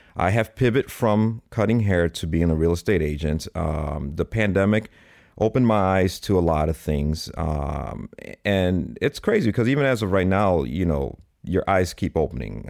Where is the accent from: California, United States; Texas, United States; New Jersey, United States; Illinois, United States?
Illinois, United States; Chicago; Born and raised in Chicago